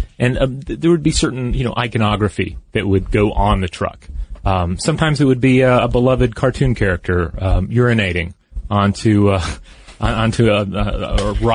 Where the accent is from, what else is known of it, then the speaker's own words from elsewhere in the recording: the American South, United States; I grew up in the American South